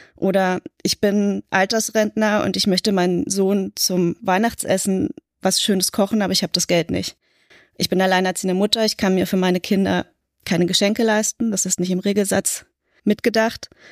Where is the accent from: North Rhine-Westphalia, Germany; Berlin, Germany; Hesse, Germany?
Berlin, Germany; Ich bin in West-Berlin aufgewachsen